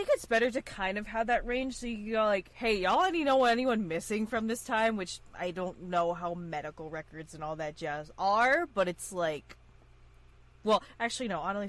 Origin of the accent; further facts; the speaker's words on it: East Coast, United States; We're from the East Coast, so we don't really know anything about Midwest or farther west